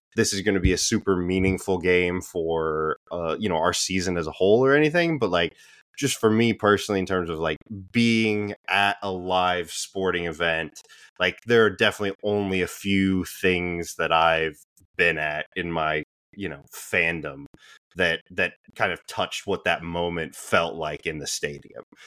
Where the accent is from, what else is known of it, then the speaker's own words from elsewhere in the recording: United States; as American sports fans